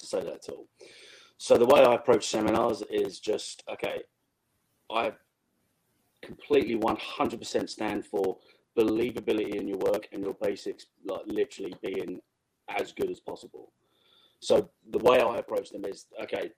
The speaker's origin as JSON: {"language": "English", "region": "England", "country": "United Kingdom", "said": "I'm from England."}